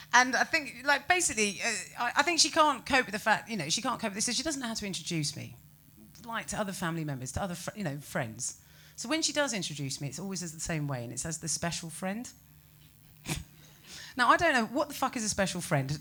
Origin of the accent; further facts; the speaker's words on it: United Kingdom; I'm British, but you can tell looking at me, I'm a bit sepia. Uh, and that's because I've got a Spanish mum